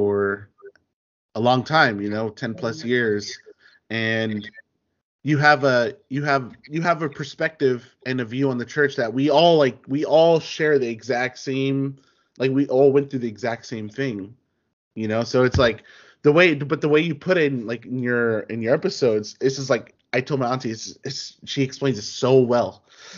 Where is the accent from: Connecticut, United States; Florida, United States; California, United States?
California, United States; Inglewood; now in Northridge, United States; we used to live in Inglewood. That's where my family's from. That's where they've been, you know, in the 80s and the 90s. You know, we're from Inglewood